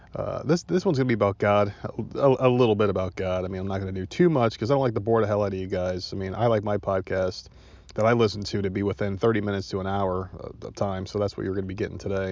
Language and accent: English; New Jersey, United States; also born or lived in Myrtle Beach; I'm from New Jersey. That's my home state.